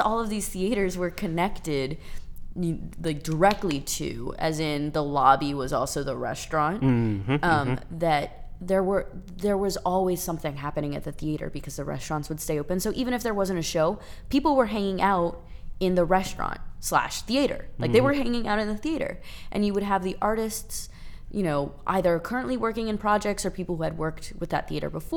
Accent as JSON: {"language": "English", "town": "New Orleans", "region": "Louisiana", "country": "United States", "also_born_or_lived": "Pittsburgh", "moved": "yes", "said": "I'm from New Orleans too"}